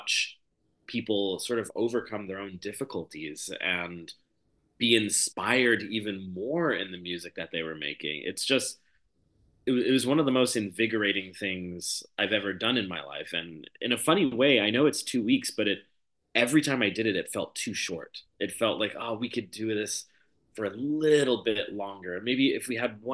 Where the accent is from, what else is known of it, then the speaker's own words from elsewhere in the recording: Los Angeles, California, United States; moved away; I come from a pretty particular background growing up in Los Angeles